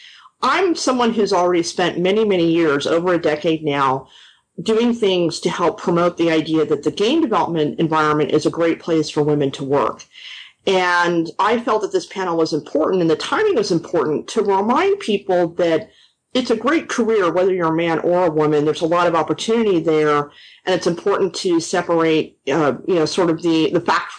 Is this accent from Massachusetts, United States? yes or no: no; Los Angeles, California, United States; moved away as an adult; now in Austin, United States; I'm actually originally from Los Angeles